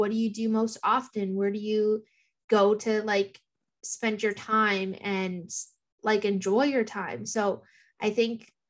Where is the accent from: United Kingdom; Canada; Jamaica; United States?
Canada; Thunder Bay, Ontario; also born or lived in Gull Bay First Nation; I grew up in Thunder Bay most of my life